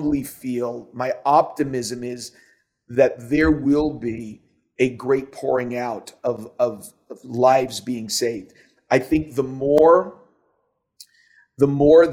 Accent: New York City, New York, United States; you and I grew up in New York City

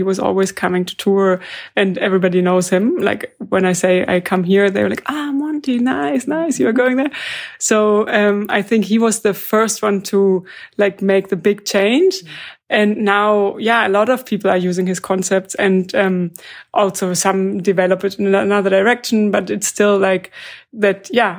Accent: Germany; I'm from Germany.

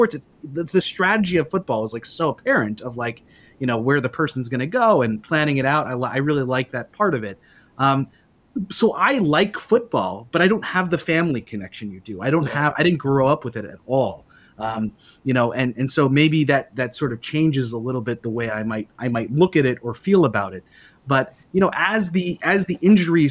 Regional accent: New York, United States; moved away as an adult; now in St. Paul, United States; I grew up in New York

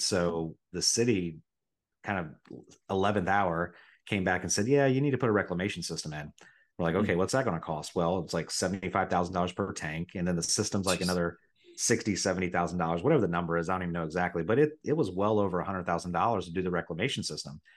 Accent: Riverside, Ohio, United States; also born or lived in Dayton, Ohio; I was born in Dayton, but I grew up in Riverside, Ohio

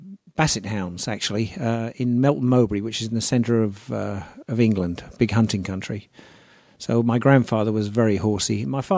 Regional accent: Egypt; born there; My father was in the military at the time, and I was born in North Africa, in Egypt.

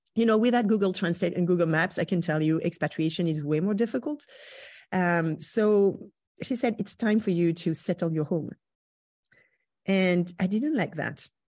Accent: Brittany, France; moved away; I grew up in Brittany.

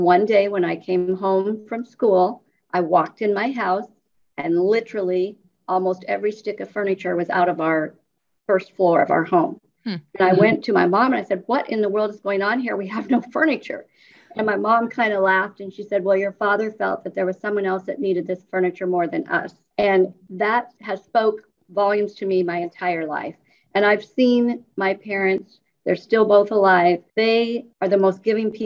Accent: Milford, Nebraska, United States; moved away as an adult; now in Lincoln, United States; I grew up in Milford, Nebraska, which is about 25 miles west of Lincoln.

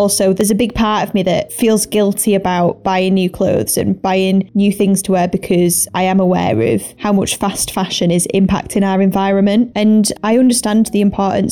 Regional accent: Greater Manchester, North West England, United Kingdom; I am 25 years old and I am from Greater Manchester

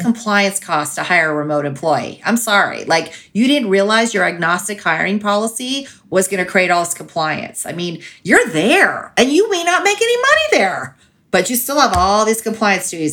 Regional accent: California, United States; now in Colorado, United States; I grew up in California, so and I live in Colorado

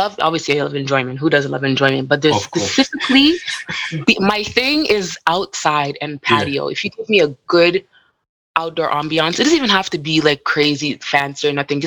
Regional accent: Toronto, Ontario, Canada; I grew up in Toronto.

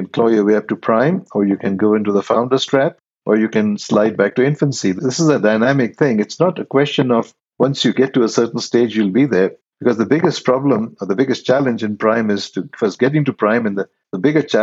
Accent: India; moved away; originally I'm from India.

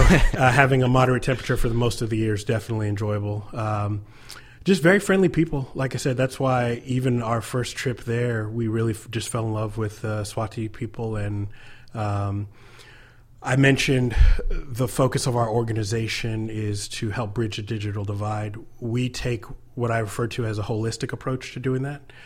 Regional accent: United States

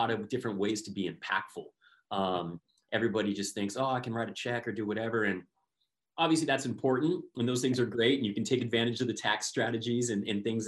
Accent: Southern California, United States; born and raised in Southern California

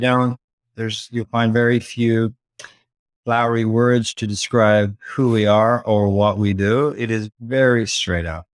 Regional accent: Dublin, Leinster, Ireland; moved away as an adult; also born or lived in London, England; I grew up in Dublin, Ireland

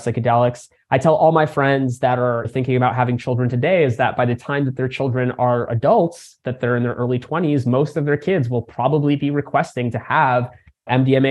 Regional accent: United States; also born or lived in Crimea; came over to the States as just a baby, and grew up in a community for refugees who were coming out of the region

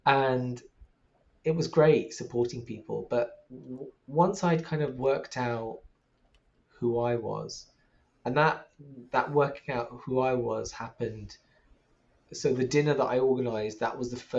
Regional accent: Pakistan; Like this intersectionality of being trans and being a Muslim and being Pakistani and being a person of color.

